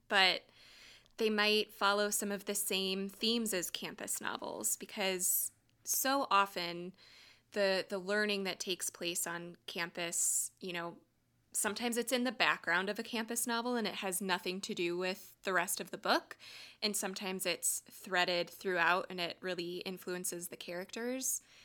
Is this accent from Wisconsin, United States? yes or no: yes; Wisconsin, United States; I grew up in Wisconsin. That's home for me